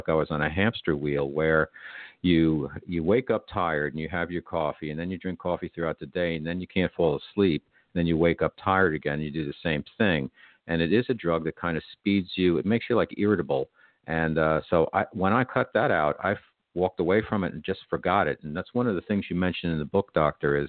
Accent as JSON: {"language": "English", "country": "United States", "said": "I'm an American"}